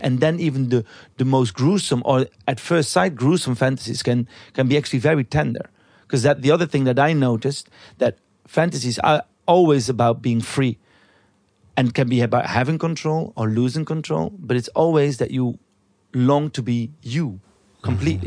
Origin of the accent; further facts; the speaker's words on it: Belgium; where I came from in Belgium, 'cause I'm from Belgium